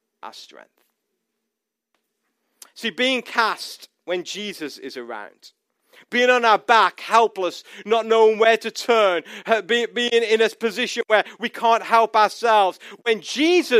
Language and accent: English; United States; we have found ourselves as an American people